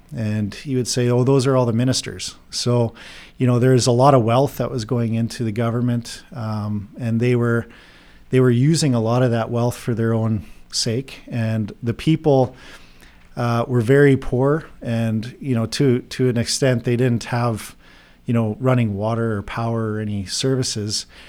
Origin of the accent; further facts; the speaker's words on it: Saskatchewan, Canada; moved away as an adult; also born or lived in Drayton Valley, Alberta; now in Texas, United States; I'm actually originally from Bean Fate, Saskatchewan, uh, fifth generation farmer out there.